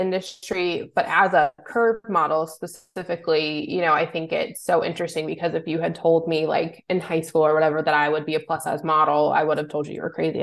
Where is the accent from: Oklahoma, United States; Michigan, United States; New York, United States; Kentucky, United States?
Kentucky, United States; Louisville; moved away as an adult; also born or lived in Cincinnati, Ohio; I'm originally from Louisville, Kentucky